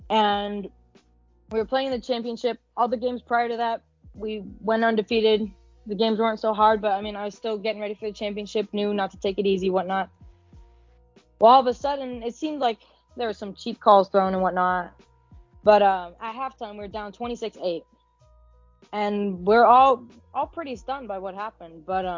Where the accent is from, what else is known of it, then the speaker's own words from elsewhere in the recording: Phoenix, Arizona, United States; I'm 17 years old. I'm living and from Phoenix, Arizona.